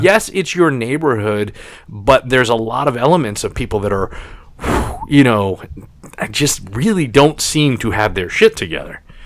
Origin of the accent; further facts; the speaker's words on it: New York City, New York, United States; I grew up on Staten Island, and, and, Staten Island is one of the five boroughs of New York City